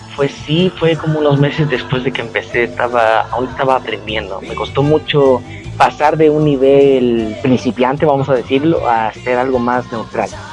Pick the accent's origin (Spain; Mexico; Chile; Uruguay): Chile; yo soy chileno